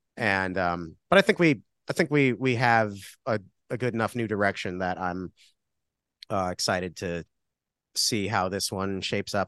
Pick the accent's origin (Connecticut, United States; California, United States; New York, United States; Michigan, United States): Connecticut, United States; Milford; now in Cleveland, United States; So yeah, I'm from Milford. I grew up like a few towns over.